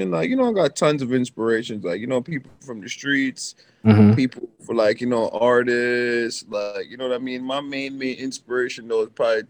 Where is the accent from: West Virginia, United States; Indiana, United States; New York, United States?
New York, United States; New York City; I'm from the Bronx, uptown